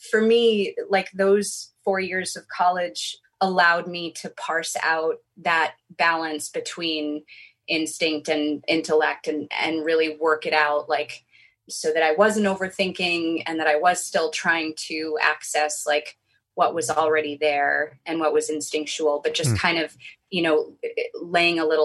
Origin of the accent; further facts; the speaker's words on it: New York City, New York, United States; I grew up in New York City